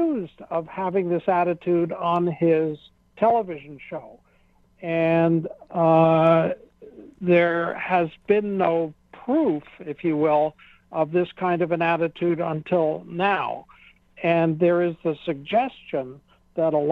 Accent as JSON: {"language": "English", "country": "United States", "said": "as an American"}